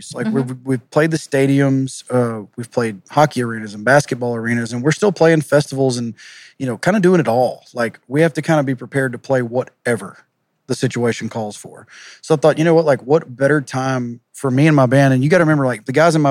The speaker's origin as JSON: {"language": "English", "town": "Groveton", "region": "Texas", "country": "United States", "tie": "born or raised there", "said": "I was raised in Groveton"}